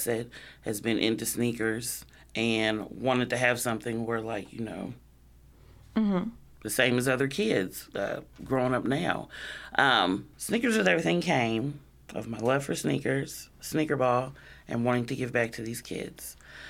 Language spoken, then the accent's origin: English; Illinois, United States; born there; But I was born here in the States, in Illinois, back in 81.